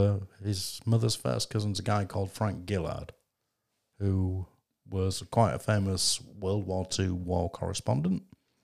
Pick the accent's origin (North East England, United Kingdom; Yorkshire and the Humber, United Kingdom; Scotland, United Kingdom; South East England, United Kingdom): Yorkshire and the Humber, United Kingdom; Bridlington; I was born in Bridlington to parents who neither of which came from this town.